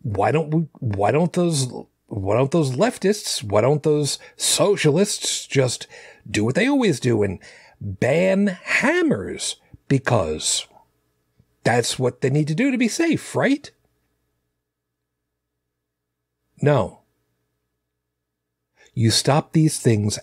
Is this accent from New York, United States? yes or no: yes; New York City, New York, United States; I'm from Brooklyn